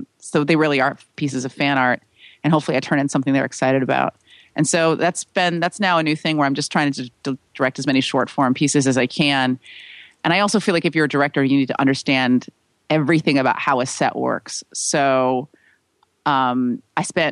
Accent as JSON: {"language": "English", "town": "San Francisco", "region": "California", "country": "United States", "tie": "born or raised there", "said": "my hometown of San Francisco"}